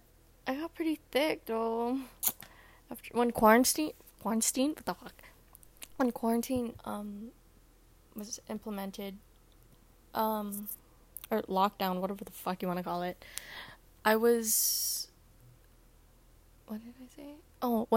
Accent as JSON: {"language": "English", "country": "Guam", "said": "I'm from Guam"}